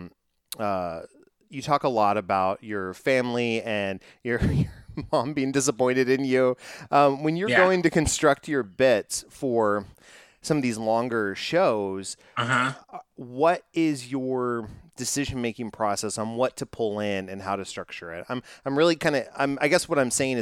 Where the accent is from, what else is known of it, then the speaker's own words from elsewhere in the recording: Texas, United States; I'm from Texas